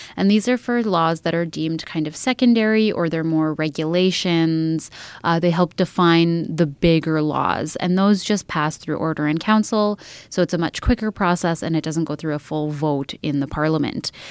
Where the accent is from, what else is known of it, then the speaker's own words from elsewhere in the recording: Edmonton, Alberta, Canada; also born or lived in Red Deer, Alberta; I was born and raised in Edmonton, um, spent a bit of my youth in Red Deer, Alberta, and then moved back to Edmonton